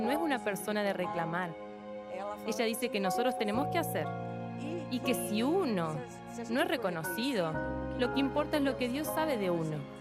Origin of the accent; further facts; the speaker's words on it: Araras, São Paulo, Brazil; soy de Araras, interior de San Pablo